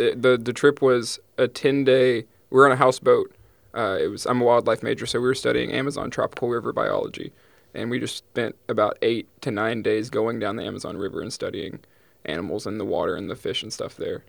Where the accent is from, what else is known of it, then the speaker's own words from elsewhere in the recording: East Texas, United States; I'm from East Texas, the Pine, Piney Woods, like, Pine Curtain area